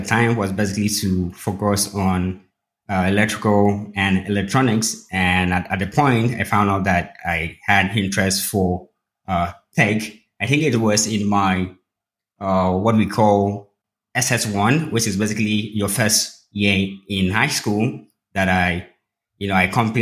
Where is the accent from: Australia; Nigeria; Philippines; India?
Nigeria; Uyo, Akwa Ibom; moved away as an adult; now in Lagos, Nigeria; I grew up in a city called Uyo, which is in the Niger Delta region of Nigeria.